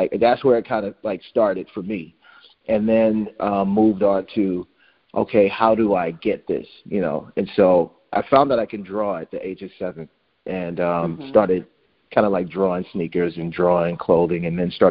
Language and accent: English; Alexandria, Louisiana, United States; moved away; also born or lived in Fort Polk, Louisiana; I was born in Fort Polk because my dad was in the service, but we grew up in Alexandria, and we stayed in the projects